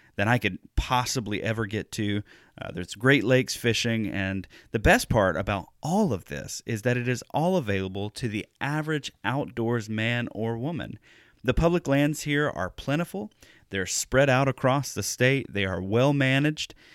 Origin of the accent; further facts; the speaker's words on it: Alabama, United States; moved away as an adult; also born or lived in Louisiana; now in Wisconsin, United States; I actually grew up in the Deep South. I'm from Alabama, not far from the Gulf Coast